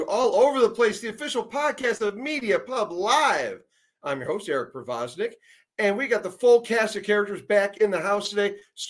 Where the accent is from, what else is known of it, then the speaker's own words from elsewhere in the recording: Erie, Pennsylvania, United States; I'm from Erie, PA